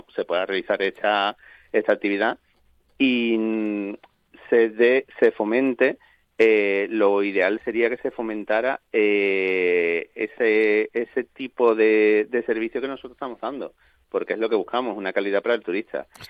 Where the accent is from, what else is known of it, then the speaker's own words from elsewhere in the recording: Cádiz, Andalusia, Spain; toda la plantilla, eh, incluidos los socios fundadores y demás, todos somos de Cádiz